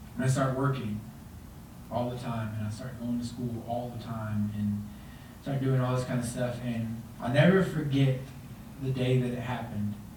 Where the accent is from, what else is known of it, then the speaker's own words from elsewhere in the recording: Texas, United States; now in Colorado Springs, United States; I'm from Texas